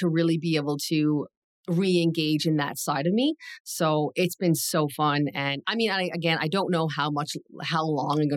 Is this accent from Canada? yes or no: yes; Newfoundland and Labrador, Canada; moved away; I'm from Newfoundland.